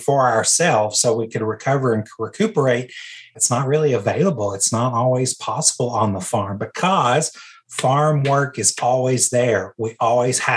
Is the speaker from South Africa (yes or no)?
no; Tennessee, United States; as a country kid, growing up in Tennessee, I just was always rural